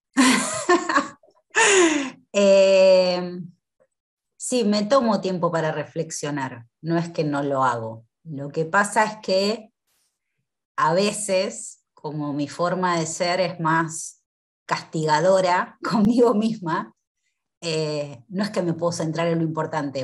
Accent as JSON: {"language": "Spanish", "country": "Argentina", "said": "soy de Argentina"}